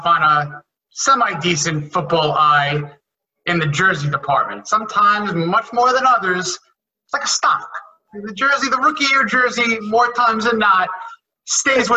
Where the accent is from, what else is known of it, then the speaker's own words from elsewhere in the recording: New York, United States; now in Philadelphia, United States; I'm from New York